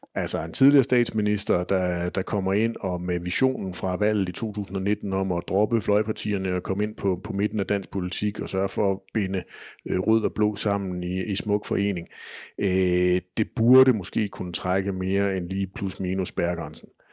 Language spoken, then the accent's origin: Danish; Kolding, Southern Denmark, Denmark; Nu er jeg jo så fra Kolding